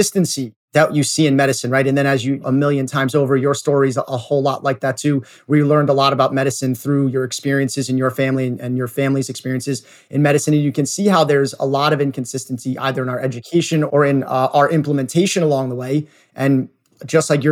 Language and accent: English; New York City, New York, United States; I grew up in New York City in a relatively normal family